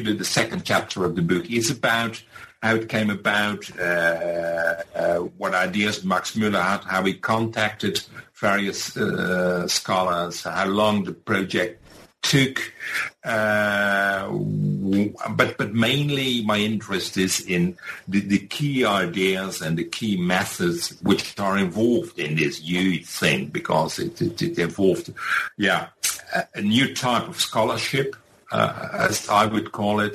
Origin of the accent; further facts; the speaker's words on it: Rotterdam, South Holland, Netherlands; also born or lived in Leiden / Groningen; I was born in Rotterdam